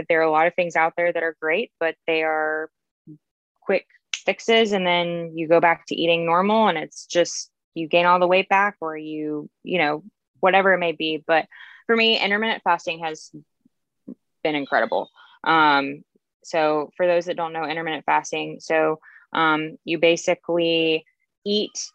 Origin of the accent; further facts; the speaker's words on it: James Island, South Carolina, United States; also born or lived in Columbia, South Carolina; I'm from here. Yes. I'm from James Island.